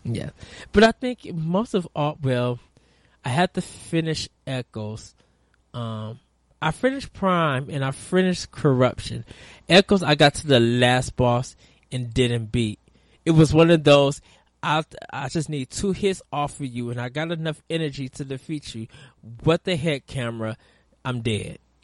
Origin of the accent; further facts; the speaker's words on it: United States; we as American gamers